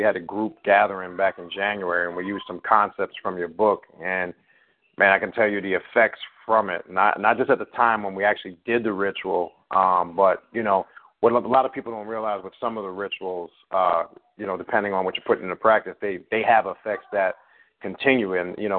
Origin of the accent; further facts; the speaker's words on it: New York City, New York, United States; I'm from Queens, New York.